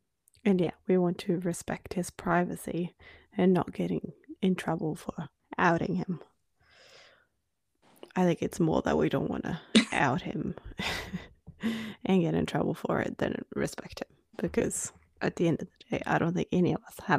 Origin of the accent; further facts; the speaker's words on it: Norway; accent: Norwegian; first language Norwegian; English is a second language; Australia, they're not even going to know you're Norwegian. And I'm like, even I can hear my Norwegian in my Australian accent.